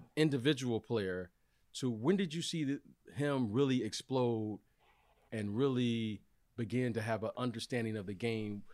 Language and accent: English; Detroit, Michigan, United States; growing up in Detroit